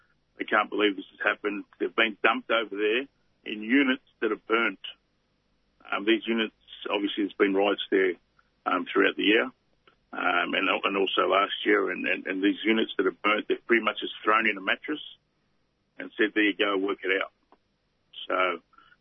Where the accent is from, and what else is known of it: Ringwood, Victoria, Australia; born or raised there; also born or lived in Tonga / western suburbs